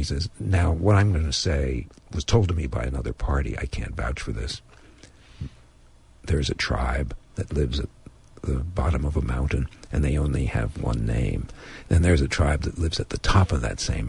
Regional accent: Perth Amboy, New Jersey, United States; moved away; I also go back to my hometown in New Jersey and try to get the essence of the life that I once lived there

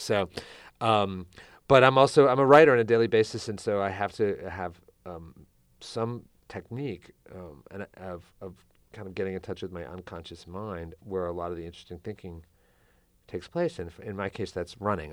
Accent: United States; as American writers

